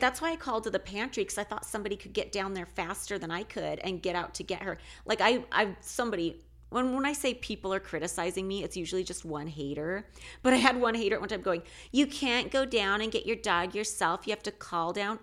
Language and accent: English; Alaska, United States; moved away; I'm originally from Alaska